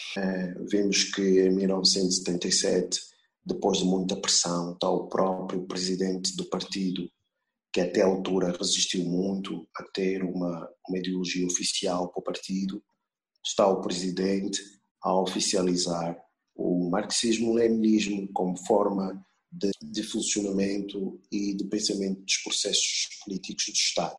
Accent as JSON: {"language": "Portuguese", "town": "Luanda", "region": "Luanda Province", "country": "Angola", "tie": "born or raised there", "said": "Eu sou de Luanda, eu me lembro que ao lado do, do prédio em que eu vivia"}